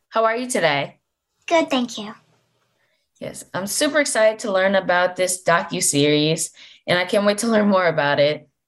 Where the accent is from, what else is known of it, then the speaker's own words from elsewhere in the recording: Delaware, United States; from Delaware, and you are listening to Kids First Coming Attractions.